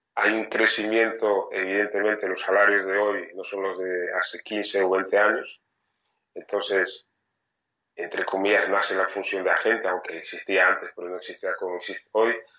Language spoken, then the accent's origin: Spanish; France; soy francés